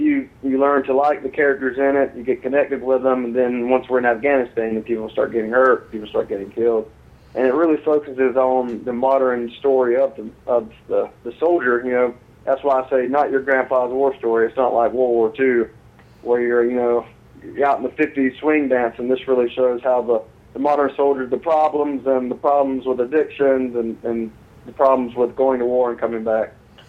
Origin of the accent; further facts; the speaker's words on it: Valdosta, Georgia, United States; accent: southern; moved away as an adult; also born or lived in Italy; now in Savannah, United States; I am from originally from Valdosta, Georgia.